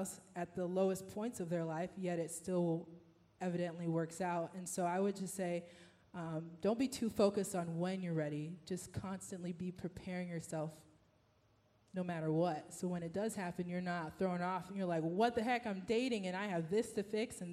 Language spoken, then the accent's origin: English; Houston, Texas, United States; moved away; I'm from Texas, from H-Town.